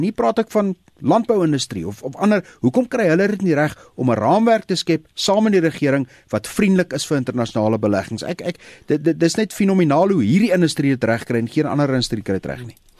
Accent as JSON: {"language": "Afrikaans", "country": "South Africa", "said": "my en jou as Suid-Afrikaners"}